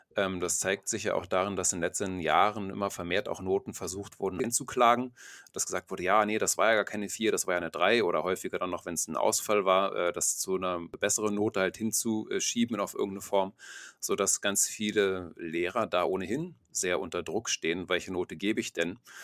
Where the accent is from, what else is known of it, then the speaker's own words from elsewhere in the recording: Germany; bei uns in Deutschland